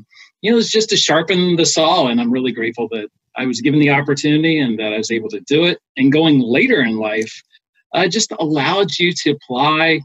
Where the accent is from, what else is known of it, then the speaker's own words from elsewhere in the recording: Smithfield, Virginia, United States; also born or lived in Washington, D.C. area; now in Richmond, United States; I grew up in the Tidewater area, specifically okay. A little town called Smithfield, Virginia.